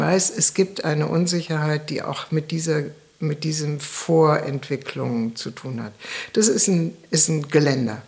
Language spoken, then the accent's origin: German; Germany; als Deutsche leben wir in der deutschen Kultur